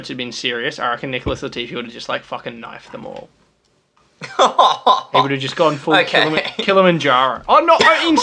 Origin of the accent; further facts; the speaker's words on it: Australia; my birth certificate says I was born in Australia